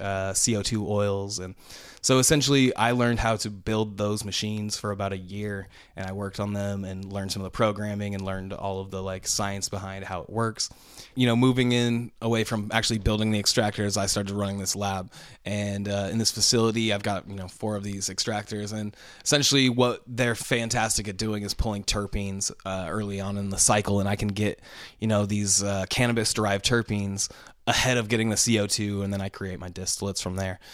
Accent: Vancouver, Washington, United States; I'm from Vancouver, Washington, right across the river in Port, from Portland, Oregon

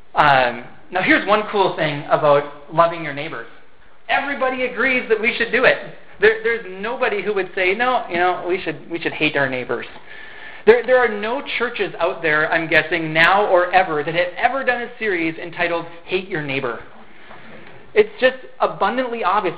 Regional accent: Fergus Falls, Minnesota, United States; I grew up in Fergus Falls here

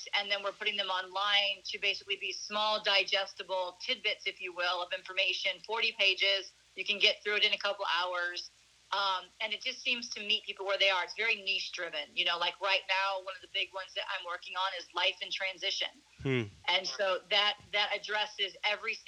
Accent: St. Louis, Missouri, United States; moved away as an adult; now in Arizona, United States; I was born and raised in St. Louis, Missouri, actually in the suburbs

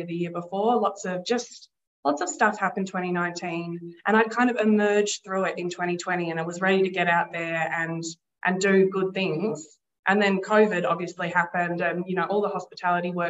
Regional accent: Castlemaine, Victoria, Australia; I was born in Castlemaine. I grew up here. I've lived here for most of my life.

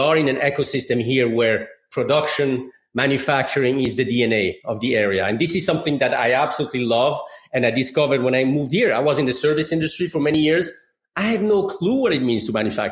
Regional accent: Geneva, Switzerland; moved away as an adult; now in Michigan, United States; I grew up in Geneva, Switzerland

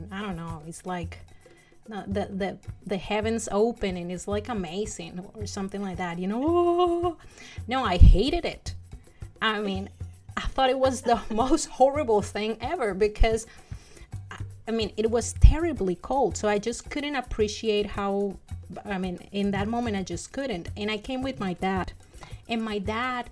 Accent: Cali, Valle del Cauca, Colombia; English is a second language; moved away as an adult; also born or lived in Tennessee, United States; now in United States; I am from Cali, Colombia, and I've been here for about 7 years in the United States.

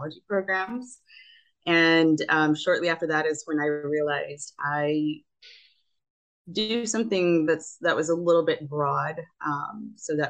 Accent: Rio Grande Valley, South Texas, United States; also born or lived in New Haven, Connecticut; I grew up in South Texas, and I went to college, studied architecture at Yale, then came back home to the Rio Grande Valley here in South Texas

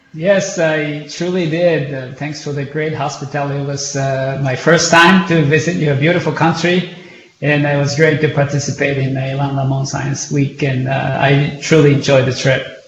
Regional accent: Japan; growing up in Japan

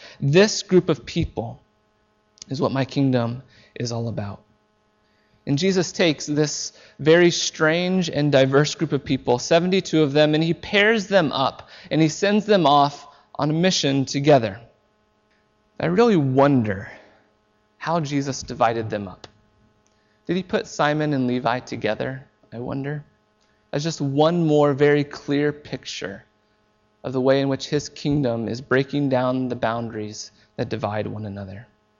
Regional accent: Seymour, Indiana, United States; now in Vancouver, Canada; I grew up in Seymour, Indiana, and everyone looked like me and talked like me and basically thought a lot like me.

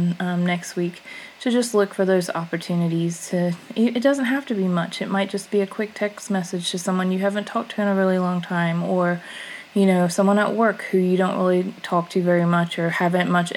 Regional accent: United States

